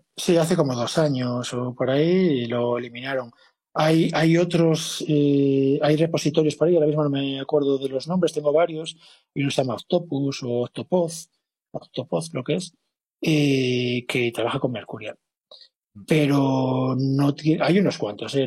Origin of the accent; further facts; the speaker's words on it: Spain; siendo españoles